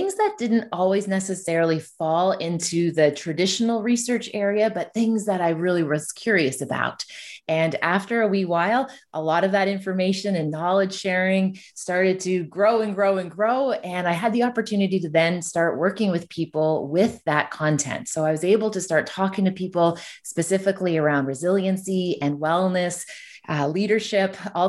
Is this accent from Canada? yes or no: yes; Ontario, Canada; So I'm from Canada. So I'm from a community that's tucked between Toronto and Ottawa. So I'm originally from Ontario.